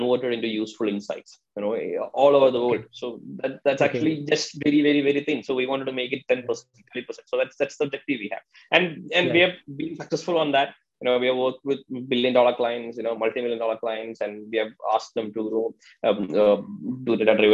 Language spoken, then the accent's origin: English; Kerala, India; I'm basically from Kerala